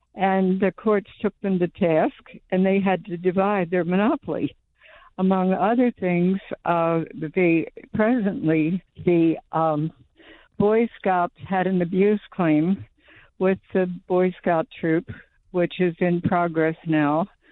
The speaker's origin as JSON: {"language": "English", "town": "New Castle", "region": "Delaware", "country": "United States", "tie": "born or raised there", "moved": "yes", "lives_now": "Florida, United States", "said": "I grew up in Newcastle, Delaware"}